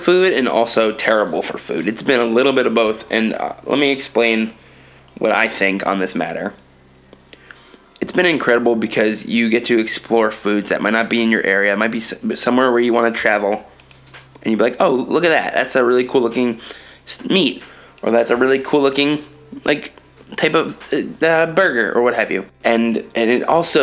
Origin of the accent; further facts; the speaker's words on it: New York, United States; moved away; also born or lived in Los Angeles; As a New Yorker